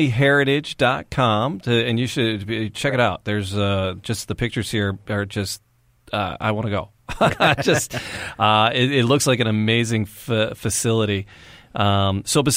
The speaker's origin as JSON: {"language": "English", "town": "Detroit", "region": "Michigan", "country": "United States", "said": "We're from Detroit."}